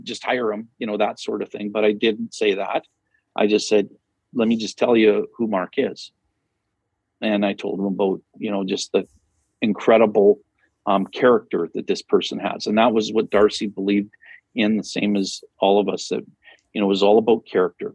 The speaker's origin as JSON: {"language": "English", "town": "Flin Flon", "region": "Manitoba", "country": "Canada", "tie": "born or raised there", "also_born_or_lived": "Humboldt", "moved": "yes", "said": "Flin Flon, which is my hometown."}